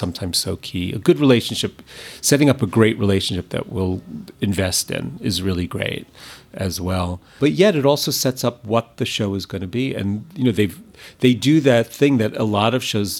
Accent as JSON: {"language": "English", "region": "New York", "country": "United States", "said": "I'm not from LA, I'm from New York"}